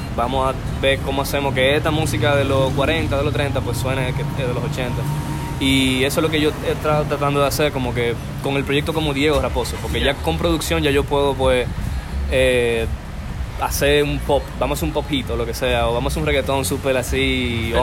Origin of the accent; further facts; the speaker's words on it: Dominican Republic; como dominicano